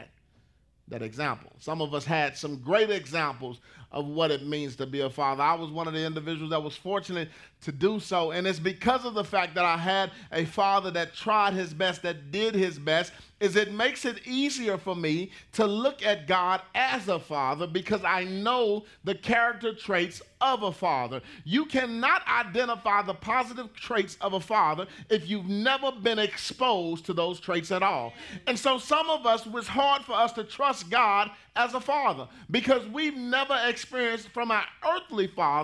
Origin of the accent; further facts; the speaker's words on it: Pleasant Grove, Texas, United States; I grew up in Pleasant Grove